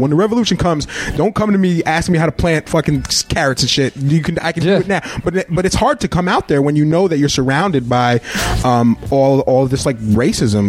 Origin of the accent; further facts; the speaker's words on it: Berne, New York, United States; moved away; I'm from Bern, by the way, Bern, New York. So rural